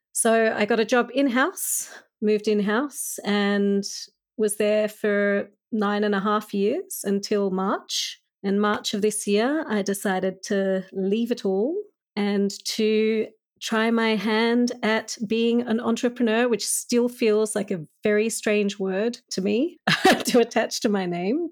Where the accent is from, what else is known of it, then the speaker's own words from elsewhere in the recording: Australia; when I was growing up as a child in Australia